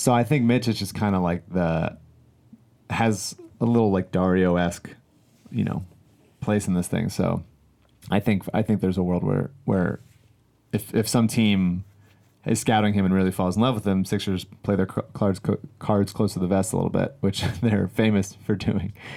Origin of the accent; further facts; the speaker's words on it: Philadelphia, Pennsylvania, United States; as a young child growing up in Philadelphia